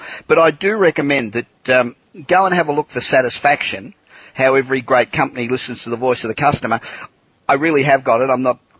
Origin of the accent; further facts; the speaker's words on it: Los Angeles, California, United States; And we're coming to you this week from my hometown of Los Angeles.